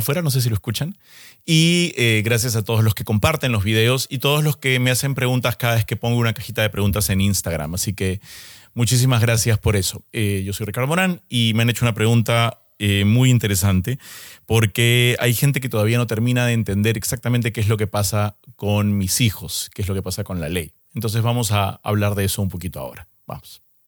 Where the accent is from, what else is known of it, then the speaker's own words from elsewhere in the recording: Peru; yo soy peruano